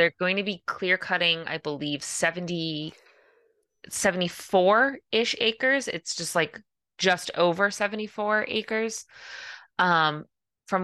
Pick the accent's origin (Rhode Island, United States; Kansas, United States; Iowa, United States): Rhode Island, United States; Tiverton; also born or lived in Fall River; I was born in Fall River, so okay. I spent like 0 to 5, 0 to 6. And then I spent up until college in Tiverton. So I grew up in Tiverton.